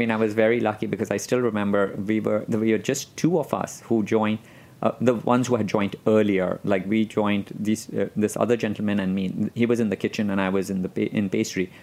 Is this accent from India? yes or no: yes; Mumbai, Maharashtra, India; moved away as an adult; now in New York, United States; I grew up in Bombay, but I am Persian